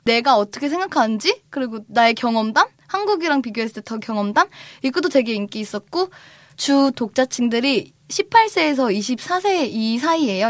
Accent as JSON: {"language": "Korean", "town": "Cheongju", "region": "North Chungcheong", "country": "South Korea", "tie": "born or raised there", "said": "제가 고향이 청주예요"}